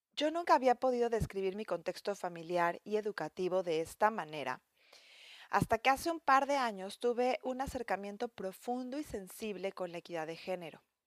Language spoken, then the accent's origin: Spanish; Mexico; moved away; mi país de origen